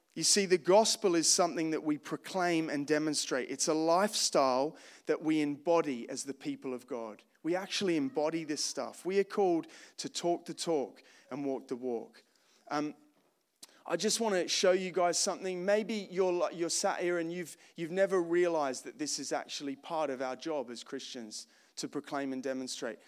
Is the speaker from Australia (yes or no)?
yes; Australia; moved away as an adult; I grew up in Australia, uh, born in nineteen eighty-seven